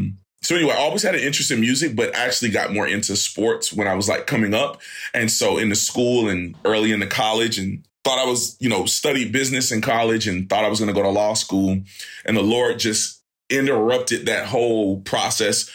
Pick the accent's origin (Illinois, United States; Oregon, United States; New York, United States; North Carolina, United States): North Carolina, United States; Fayetteville; I'm from Fayetteville, North Carolina originally